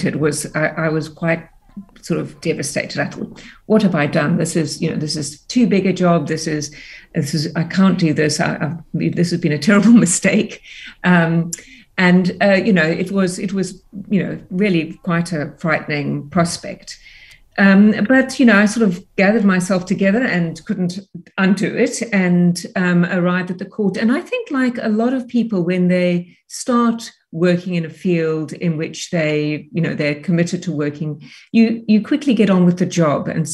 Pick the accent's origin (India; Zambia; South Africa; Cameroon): South Africa; Cape Town, Western Cape; also born or lived in United Kingdom; I grew up in Cape Town. My parents immigrated to South Africa when I was seven. And so I really, you know, I did all my schooling in South Africa.